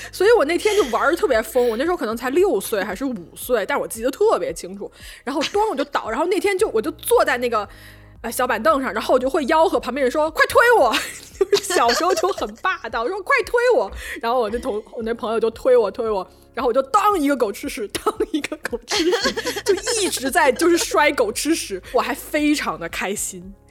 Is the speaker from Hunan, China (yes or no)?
yes; Changsha, Hunan, China; accent: Changsha dialect; 小时候在我们家，在我在我们家床底下，就是有一个巨大的我洗澡的那个盆，长沙话叫做脚盆、脚盆。